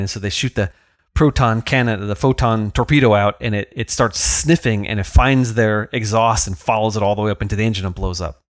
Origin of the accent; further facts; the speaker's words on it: the Hamptons, New York, United States; I was a lad growing up in the Hamptons.